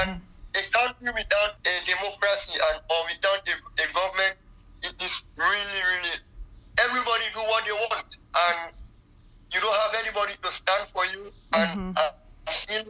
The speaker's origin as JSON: {"language": "English", "town": "Freetown", "region": "Western Area", "country": "Sierra Leone", "also_born_or_lived": "Libya", "moved": "yes", "lives_now": "Germany", "said": "I'm from Freetown."}